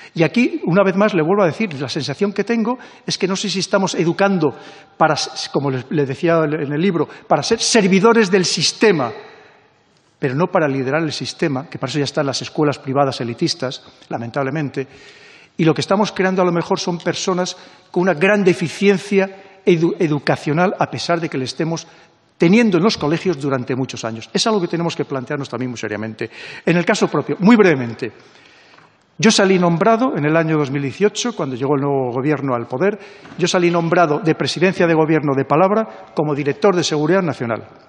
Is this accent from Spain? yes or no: yes; Spain